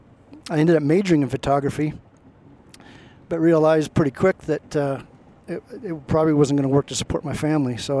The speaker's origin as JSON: {"language": "English", "town": "Portland", "region": "Oregon", "country": "United States", "tie": "born or raised there", "said": "I grew up in Portland, Oregon"}